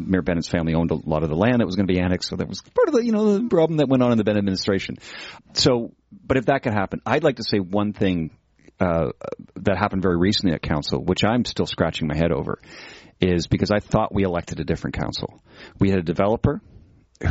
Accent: London, Ontario, Canada; moved away; My hometown is London, Ontario.

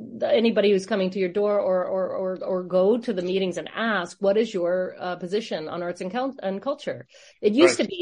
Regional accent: St. John's, Newfoundland and Labrador, Canada; moved away; St. John's, Newfoundland, where I'm from

